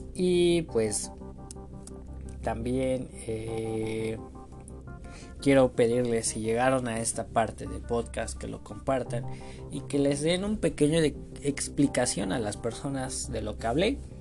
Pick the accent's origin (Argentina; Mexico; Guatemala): Mexico; State of Mexico; yo soy de México, bueno, soy del Estado de México